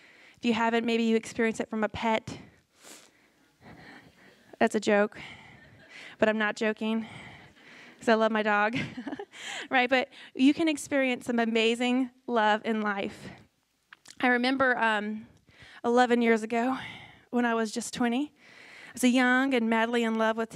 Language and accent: English; Houston, Texas, United States; moved away; Where I'm from, I'm Houston area in Texas